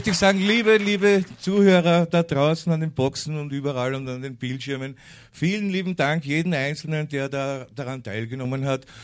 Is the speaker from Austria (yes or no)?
no; United States; German is a second language; now in Germany; Ich komme aus Amerika und ich habe immer geglaubt, dass die Deutschen diese Leute sind und merke, es ist eigentlich ganz anders hier drüben.